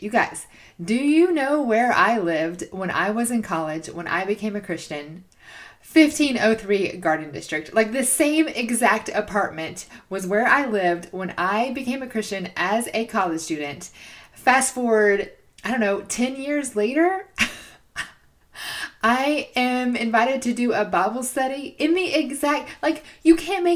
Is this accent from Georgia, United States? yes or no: yes; Georgia, United States; moved away as an adult; now in Chattanooga, United States; I'm from Georgia